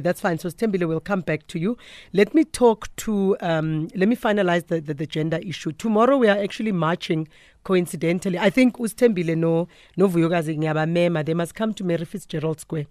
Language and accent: English; South Africa; we are South African